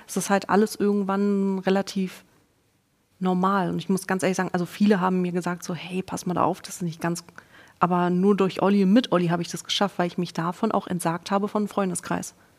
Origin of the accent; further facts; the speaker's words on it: East Germany, Germany; Ich bin Ossi-Kind. Ich bin mit einem Jahr direkt in eine Krippe gekommen